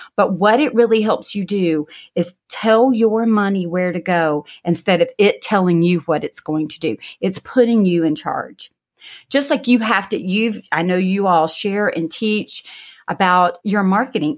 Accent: the South, United States; I'm from the South

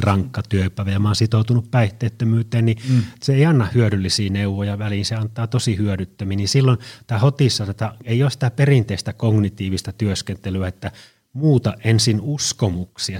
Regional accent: Oulu, North Ostrobothnia, Finland; now in Tampere, Finland; mä olen Oulusta kotoisin ja mä käyn siellä joskus

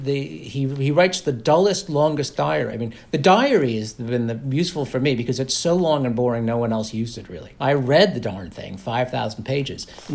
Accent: United States; as an American.

